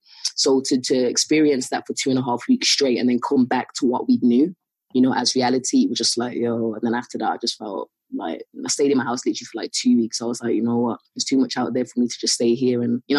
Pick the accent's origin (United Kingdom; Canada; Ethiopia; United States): United Kingdom; England; Because we're English as well, it worked to our benefit